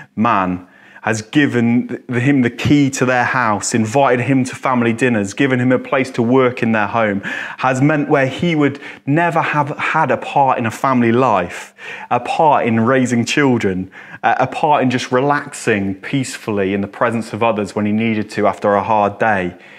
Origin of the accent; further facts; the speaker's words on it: England, United Kingdom; I'm English. This is my culture. This is my background